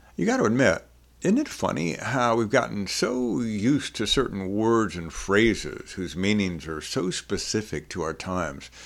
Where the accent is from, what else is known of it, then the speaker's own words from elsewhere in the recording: New Orleans, Louisiana, United States; I grew up in New Orleans